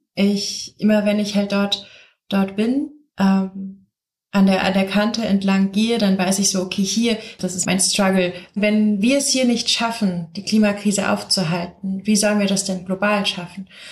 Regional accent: south of Cologne, North Rhine-Westphalia, Germany; Ich bin aufgewachsen hier im Rheinland, direkt im Schatten von Shells Ölraffinerie, und zwar der größten Ölraffinerie hier in Deutschland, ähm, am Rhein, im, am Kölner Süden

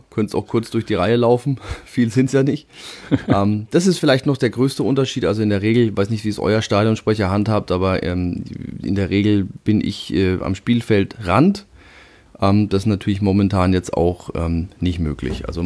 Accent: Würzburg, Bavaria, Germany; ja, warum die Würzburger Kickers ist, denke ich, naheliegend. Äh, es ist so gesehen der Verein aus meiner Heimatstadt.

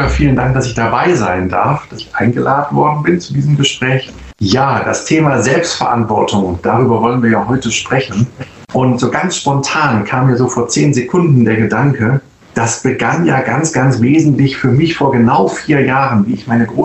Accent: Northern Germany, Germany; zumindest als Norddeutscher, der ein bisschen erfahren ist auf dem Wasser

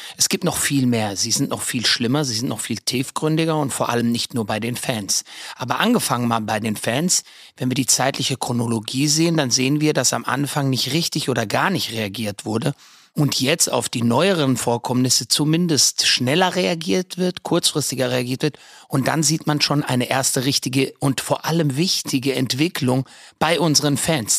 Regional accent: Frankfurt, Hesse, Germany; ich bin Frankfurter Bub durch und durch, bin in Frankfurt groß geworden

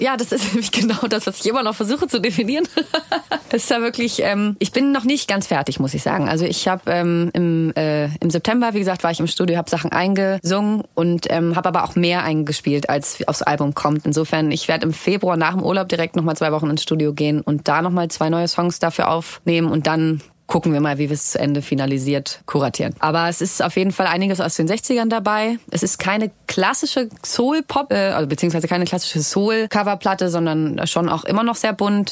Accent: Hamburg, Germany; ich komme ja aus Hamburg

